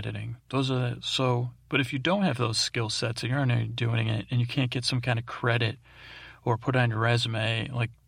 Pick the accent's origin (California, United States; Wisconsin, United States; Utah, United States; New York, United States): New York, United States; Syracuse; moved away; I grew up in Syracuse, New York.